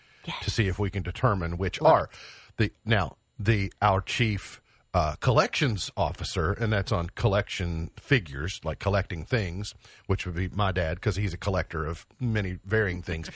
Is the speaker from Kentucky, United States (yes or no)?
yes; Caneyville, Kentucky, United States; Caneyville is my hometown.